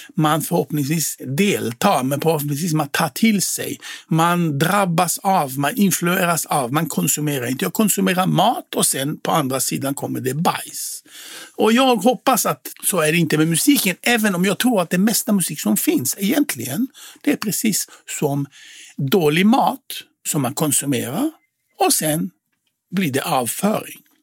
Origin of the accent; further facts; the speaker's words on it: Israel; Swedish is a second language; moved away as an adult; now in Sweden; jag är född i Israel och svenska är inte mitt modersmål